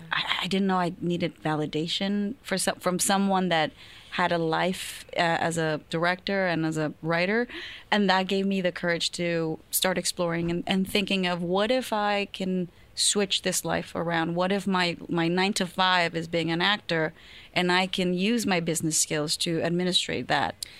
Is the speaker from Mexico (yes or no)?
yes; Culiacán, Sinaloa, Mexico; moved away; I was born and raised in Culiacan, Sinaloa